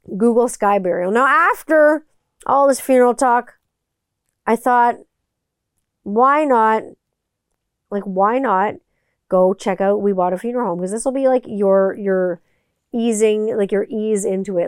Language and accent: English; Canada; Growing up in Canada